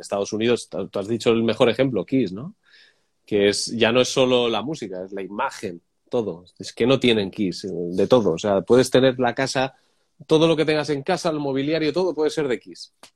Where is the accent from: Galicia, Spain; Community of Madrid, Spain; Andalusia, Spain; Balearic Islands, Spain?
Community of Madrid, Spain; Madrid; now in Barcelona, Spain; Yo soy de Madrid, ahora vivo en Barcelona